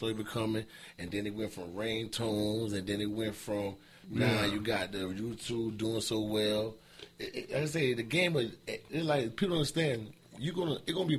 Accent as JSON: {"language": "English", "region": "South Carolina", "country": "United States", "said": "I'm from Carolina South"}